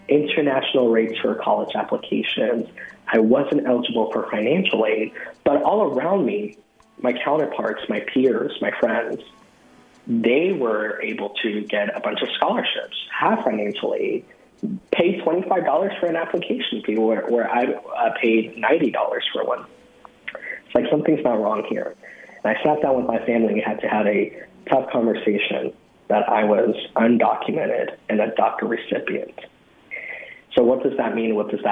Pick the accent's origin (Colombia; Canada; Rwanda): Colombia; now in United States; in Colombia, where that's my home country, where we are originally from